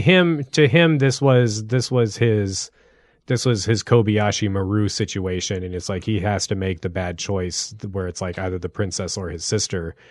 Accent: United States; as an American

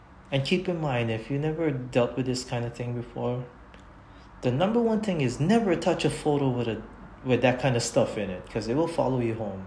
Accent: Hawaii, United States; I'm born and raised in Hawaii

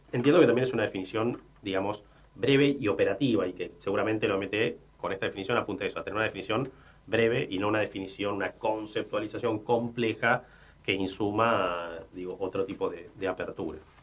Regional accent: Argentina; En aquella ola inmigratoria eh, que, tuvo nuestro país, mi abuelo, mis abuelos nacieron en España

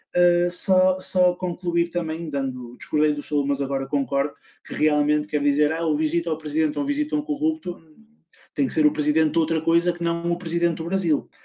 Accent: Portugal; eu sou português

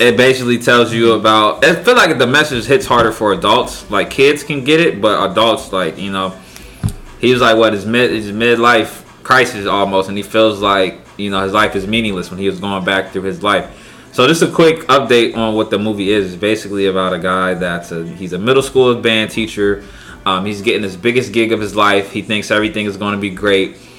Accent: Pennsylvania, United States; moved away; also born or lived in Charlotte; my hometown, Pennsylvania

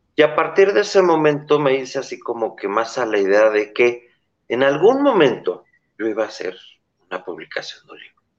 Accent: Mexico; yo soy mexicano

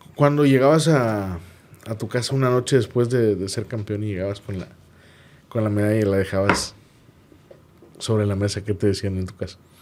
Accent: Monterrey, Nuevo León, Mexico; uno como regio estaba orgulloso

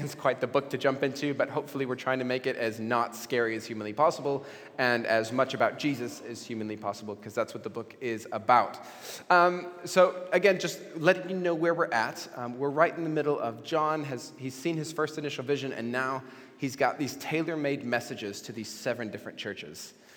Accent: Mexico; when I was 16, uh, growing up in Mexico

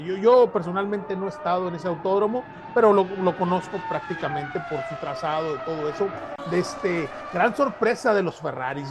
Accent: Mexico; yo soy mexicano

